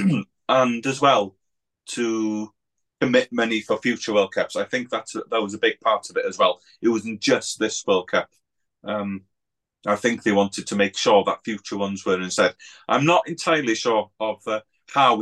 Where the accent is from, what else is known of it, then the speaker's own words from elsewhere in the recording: Wales, United Kingdom; I'm from Wales